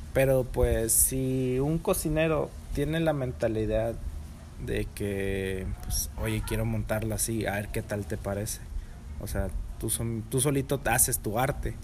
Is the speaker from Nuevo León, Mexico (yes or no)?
yes; Monterrey, Nuevo León, Mexico; soy regio